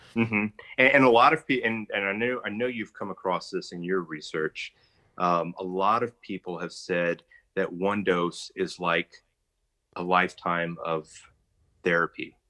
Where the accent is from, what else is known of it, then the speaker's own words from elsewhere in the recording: Texas, United States; I'm a Texan